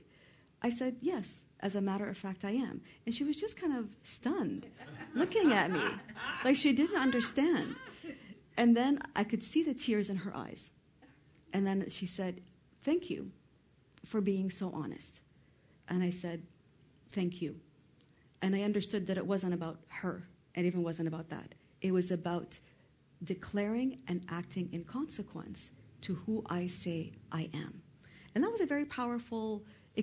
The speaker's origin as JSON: {"language": "English", "country": "Canada", "tie": "born or raised there", "also_born_or_lived": "Lebanon", "said": "I'm Lebanese, born and raised in Canada"}